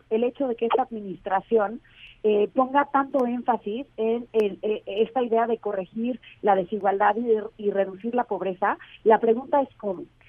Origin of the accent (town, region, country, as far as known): Mexico